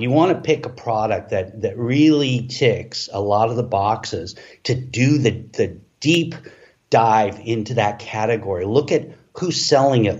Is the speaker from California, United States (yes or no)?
yes; Los Angeles, California, United States; moved away as an adult; now in Playa del Carmen, Mexico; I've grown up, you know, in Los Angeles surrounded by, you know, Mexican culture